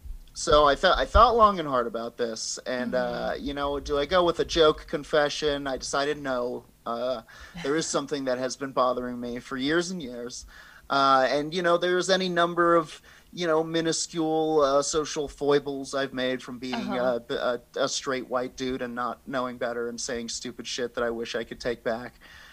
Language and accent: English; Colorado, United States; People in my hometown would, freebase cocaine. They were smoking crack. Trailer park, crack.